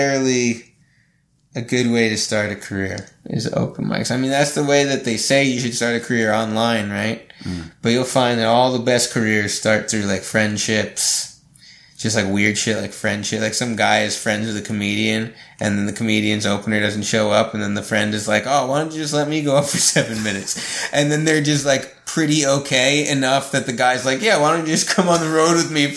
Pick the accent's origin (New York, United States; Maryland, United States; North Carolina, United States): New York, United States; moved away as an adult; also born or lived in Montreal / Nashville; I'm from New York